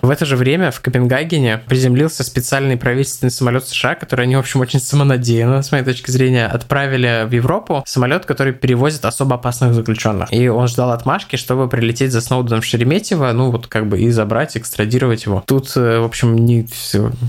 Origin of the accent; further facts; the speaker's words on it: Russia; я из России